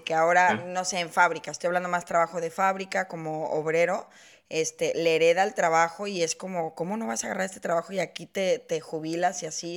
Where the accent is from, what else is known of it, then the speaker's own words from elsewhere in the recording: Mexico; yo que soy mexicana, sí tenemos esta cultura